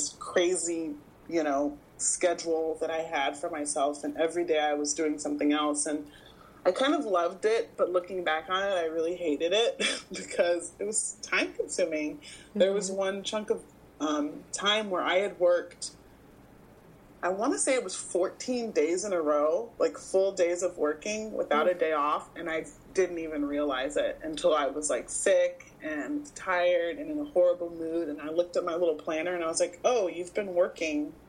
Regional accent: Houston, Texas, United States; now in Los Angeles, United States; I grew up in Houston

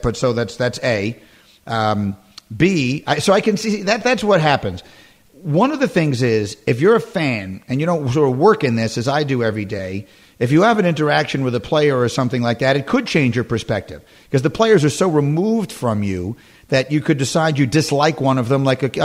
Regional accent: New York, United States; moved away as an adult; also born or lived in suburban Connecticut; now in Connecticut, United States; because I'm 53. I grew up in New York. I grew up a crazy Knicks fan.

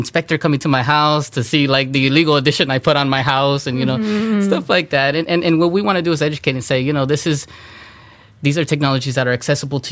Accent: Los Angeles, California, United States; I grew up here on the East Side. A lot of imagery is familiar to myself and, you know, other Latinos, Latinas. I grew up in Southern California

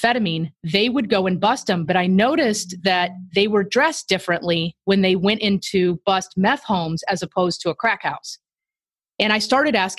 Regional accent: Tampa, Florida, United States; moved away as an adult; also born or lived in Tennessee / Kansas City, Missouri; I'm from Tampa, Florida

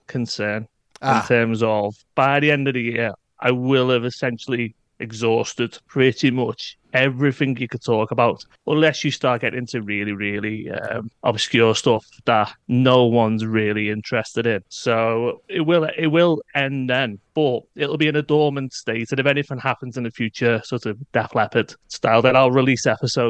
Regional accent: United Kingdom; I mean, being classic British here, I've got to talk about the weather.

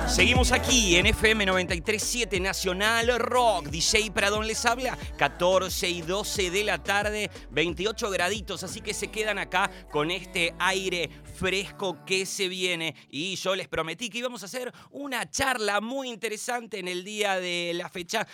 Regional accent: Avellaneda, Buenos Aires Province, Argentina; somos, de alguna forma, somos vecinos del, del Doque, de Doc Sud, de Avellaneda

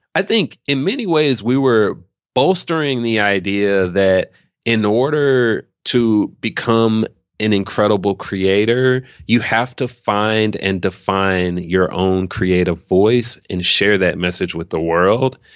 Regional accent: Memphis, Tennessee, United States; moved away as an adult; also born or lived in New Orleans, Louisiana; now in Austin, United States; I'm actually from Memphis, Tennessee originally. Grew up nine oh one proud, but I left, uh, when I turned eighteen

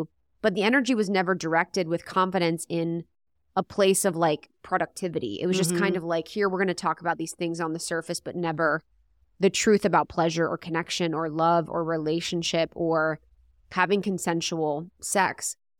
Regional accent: Ohio, United States; I'm from Ohio.

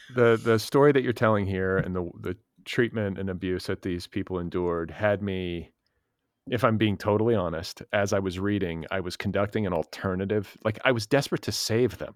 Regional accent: Wisconsin and Indiana, Midwest, United States; I grew up in Wisconsin and Indiana

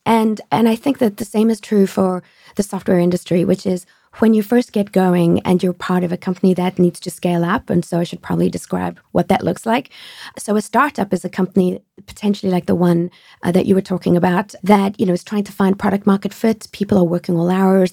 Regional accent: South Africa; moved away as an adult; also born or lived in France; now in United States; I grew up in South Africa

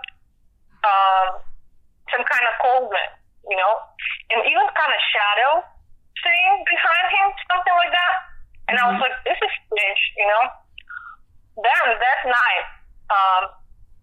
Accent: Siberia, Russia; English is a second language; moved away as an adult; also born or lived in Germany; now in Atlanta, United States; I'm from Russia, right? I never heard about …. You know, like, I'm from far away, from Siberia

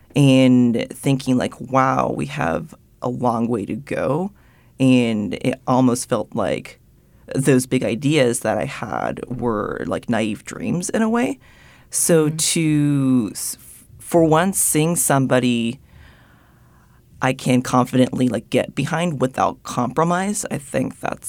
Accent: Japan; growing up in Japan and being, like, one of the very few, like, mixed-race people, like, white-passing people there growing up, yeah, it was very homogenous

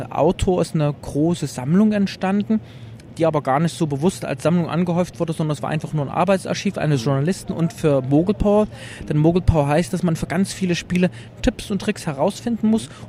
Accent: Leipzig, Saxony, Germany; komme aus Leipzig, ähm, bin im Osten geboren in der DDR

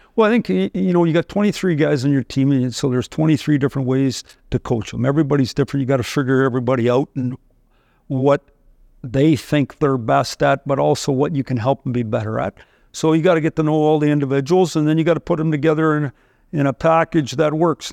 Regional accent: Saskatchewan, Canada; moved away; I, I grew up in Saskatchewan

